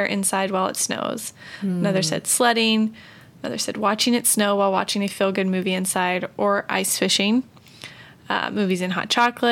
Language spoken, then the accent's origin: English; Virginia, United States; moved away; also born or lived in Massachusetts; I grew up in Virginia, and we got some snow there